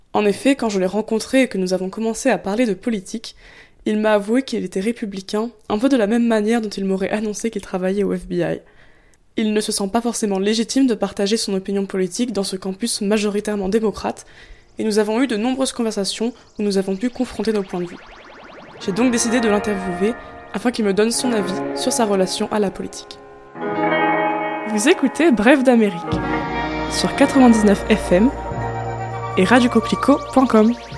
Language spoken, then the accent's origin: French; France; en tant que française